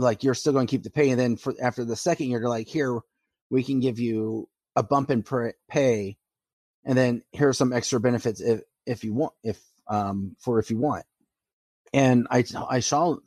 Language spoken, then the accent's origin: English; St. Louis, Missouri, United States; growing up in St. Louis. I liked the Flames even though I lived in St. Louis